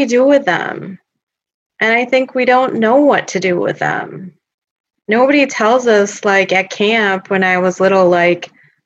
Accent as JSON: {"language": "English", "region": "Minnesota", "country": "United States", "tie": "born or raised there", "said": "I grew up here in Minnesota"}